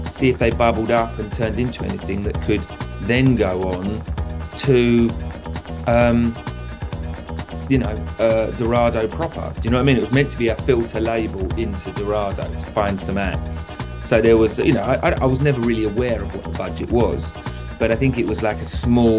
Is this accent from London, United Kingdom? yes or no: yes; London, United Kingdom; I came from Southeast London, you know, in Abbey Woods.